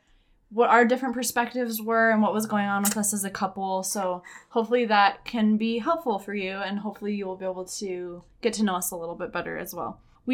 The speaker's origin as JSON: {"language": "English", "region": "Utah", "country": "United States", "tie": "born or raised there", "said": "Yeah, so I was also born and raised in Utah. I'm the oldest of 9 kids"}